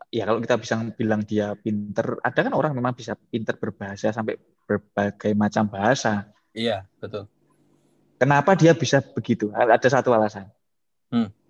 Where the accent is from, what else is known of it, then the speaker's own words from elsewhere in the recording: Java, Indonesia; Jadi memang kesulitan kita sebagai orang Jawa ya hmm. itu kita sudah terlalu banyak vocabulary-nya gitu